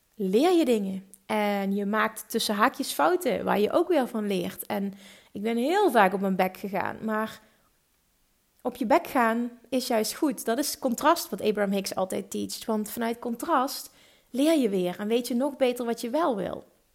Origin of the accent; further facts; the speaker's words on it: Limburg, Netherlands; accent: Limburgish; mijn eigen Limburgse accent